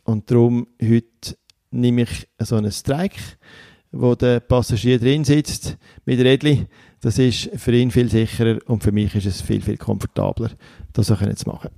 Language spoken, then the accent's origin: German; Switzerland